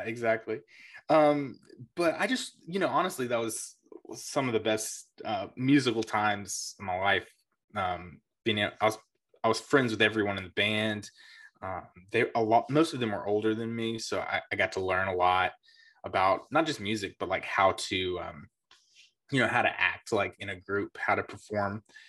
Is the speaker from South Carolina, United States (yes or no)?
yes; South Carolina, United States; also born or lived in Myrtle Beach; I grew up in South Carolina. Um, moved around quite a bit, but all basically in the same area of South Carolina